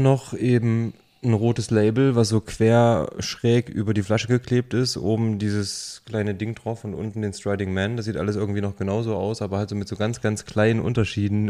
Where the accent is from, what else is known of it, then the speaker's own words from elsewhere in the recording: near Jena, Thuringia, Germany; now in Saxony, Germany; da, wo ich herkomme, Nähe von Jena, mitten auf dem Dorf mit 300 Leuten